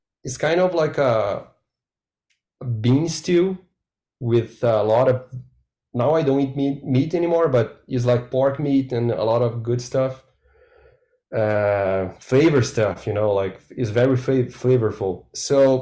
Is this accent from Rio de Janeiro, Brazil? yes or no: no; Curitiba, Paraná, Brazil; English is a second language; I grew up in Curitiba, is a city in the south